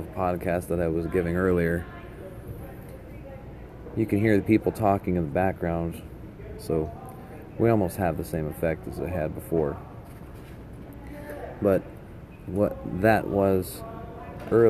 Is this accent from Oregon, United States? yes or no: no; steel mill town in Colorado, United States; moved away; being raised in a steel mill town in the Midwest is no different than being raised on one on the East Coast. And in fact, the nickname for my hometown is Little Pittsburgh.